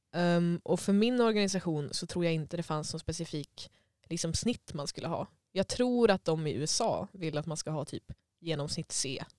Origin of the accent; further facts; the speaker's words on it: Sweden; also born or lived in Germany; jag var svensk